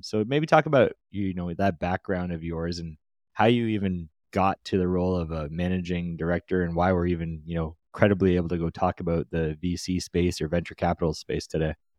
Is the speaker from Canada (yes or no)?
yes; Canada; as a Canadian ourselves